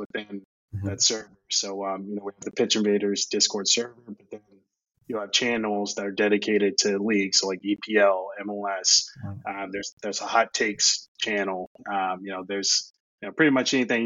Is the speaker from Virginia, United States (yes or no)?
yes; Charlottesville, Virginia, United States; I'm from Charlottesville, Virginia